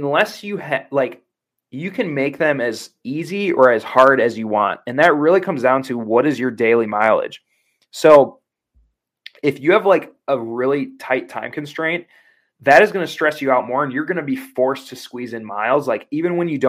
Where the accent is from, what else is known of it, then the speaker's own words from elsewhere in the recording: Wisconsin, United States; I was raised in Wisconsin